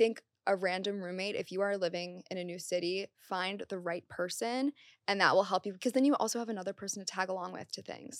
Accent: Maryland, United States; moved away as an adult; now in New York City, United States; I'm from Maryland, so all my family was from Maryland

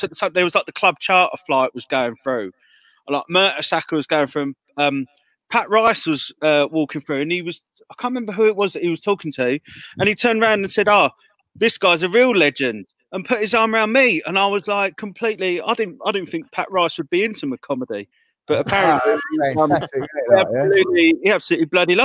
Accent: Croydon, London, United Kingdom; I'm from Croydon originally

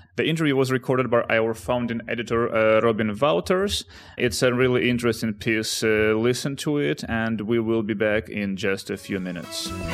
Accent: Ukraine; also born or lived in Netherlands; now in Amsterdam, Netherlands; one guy from my hometown in Ukraine and another, uh, from the Netherlands where I live right now

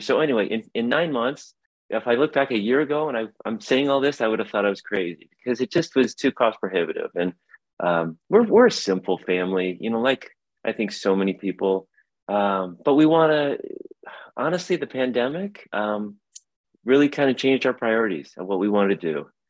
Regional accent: South Bend, Indiana, United States; moved away as an adult; now in Portland, United States; I'm from South Bend, Indiana. My wife's from Chicago. We've lived out here forever

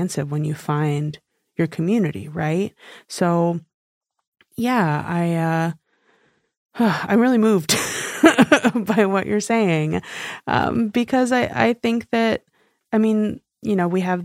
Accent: New York, United States; moved away as an adult; I grew up in New York

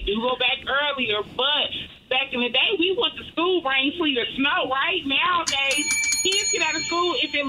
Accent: the South, United States; now in Dallas, United States; I'm from the South

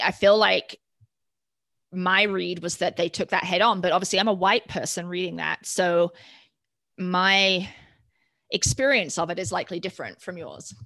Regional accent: United Kingdom; now in United States; growing up in the United Kingdom

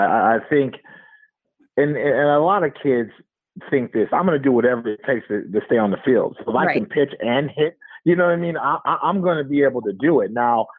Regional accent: Oakland, California, United States; also born or lived in Alameda, California; just growing up in Oakland and watching Battle of the Bay

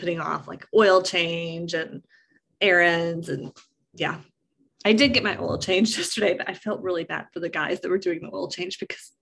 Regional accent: East Tennessee, United States; we're from East Tennessee

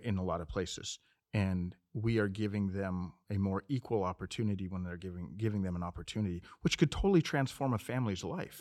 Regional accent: Montana, United States; now in Phoenix, United States; I'm originally from Montana, but we've been here for sixteen, seventeen years

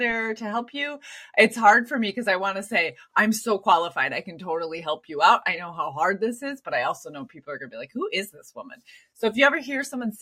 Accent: Minneapolis, Minnesota, United States; I lived in the Twin Cities

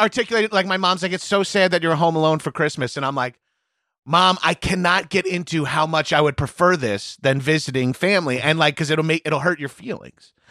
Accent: Long Island, New York, United States; moved away as an adult; also born or lived in Brooklyn; now in New York City, United States; my desire to get out of my hometown, uh, even though I only moved forty minute, forty-five minutes

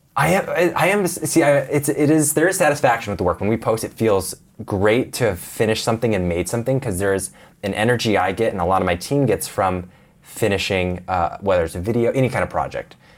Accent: Portland, Oregon, United States; moved away as an adult; Portland, Oregon. Grew up on a little farm area

